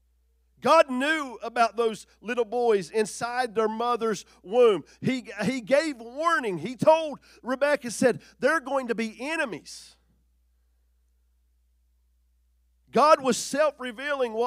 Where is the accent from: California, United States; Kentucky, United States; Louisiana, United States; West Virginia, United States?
West Virginia, United States; Logan; I was born in Logan, West Virginia in 1977